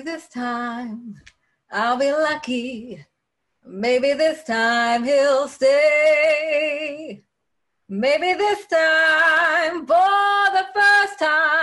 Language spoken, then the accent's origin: English; Philadelphia, Pennsylvania, United States; I'm from Philadelphia